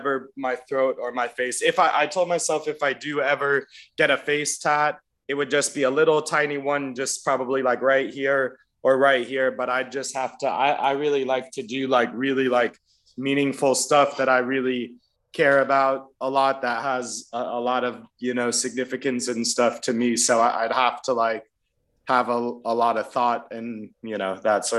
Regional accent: Florida, United States; now in Los Angeles, United States; growing up in Florida through elementary school, middle school, and high school

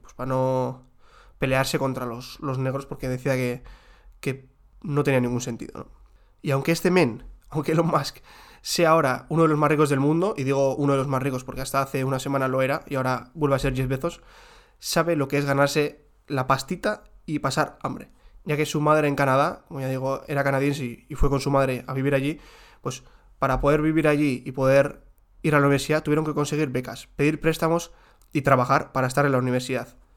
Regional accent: Spain; los que somos de España

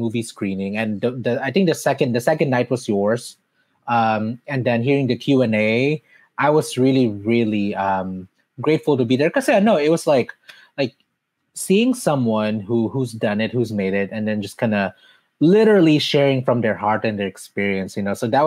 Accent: Mandaluyong, Metro Manila, Philippines; moved away; I was born in Mandaluyong City, which is not that far from Quezon City

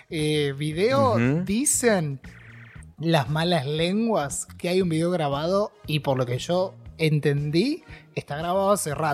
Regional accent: Argentina; yo que soy el embajador argentino

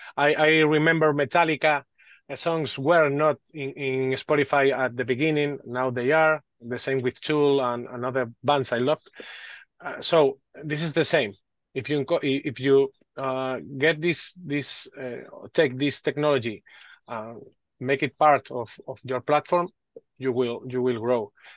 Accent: Spain; English is a second language; Sorry for my English. I'm from Spain.

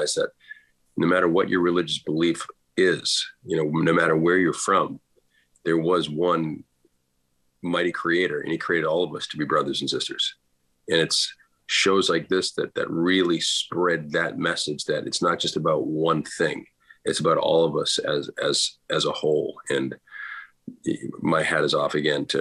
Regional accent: Boston, Massachusetts, United States; my parents are both from Ireland. So growing up in Boston, there was Irish music playing all the time

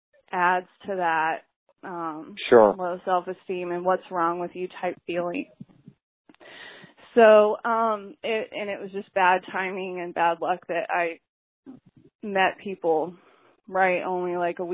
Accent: Texas, United States; I didn't really fit in Texas. I'm from Texas

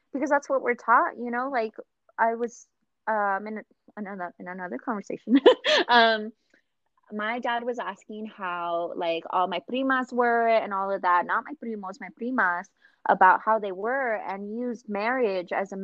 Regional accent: Nevada, United States; I was born and raised in Nevada.

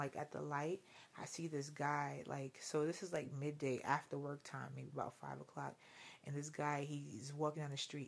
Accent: New York City, New York, United States; I'm straight Brooklyn all day.

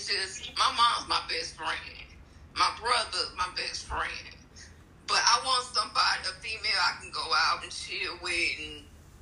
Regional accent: St. Louis, Missouri, United States; now in Houston, United States; I was born in Houston, but was raised up there in St. Louis

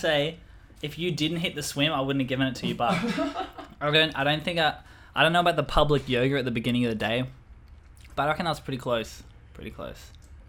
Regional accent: Western Australia, Australia; I was born in Western Australia

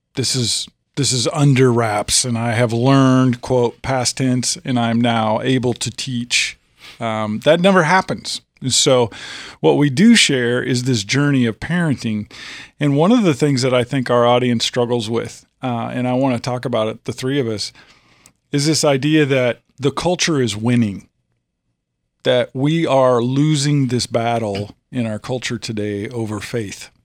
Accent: Illinois, United States; moved away as an adult; now in Tennessee, United States; I'm from Illinois. We're a transplant. I've been here 15, 16 years

